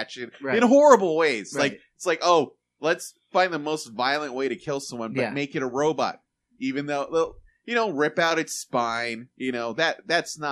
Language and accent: English; California, United States; moved away; I'm from California